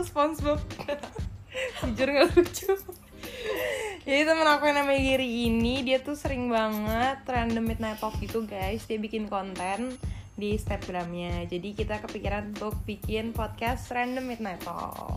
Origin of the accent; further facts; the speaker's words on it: Bekasi, West Java, Indonesia; dulu kan gue anak Bekasi